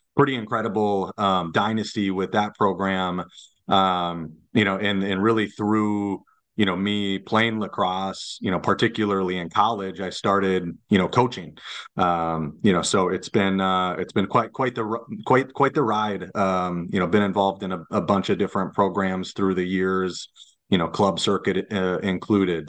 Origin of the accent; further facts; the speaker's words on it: Lakeville, Minnesota, United States; I'm a Lakeville guy, so I grew up in Lakeville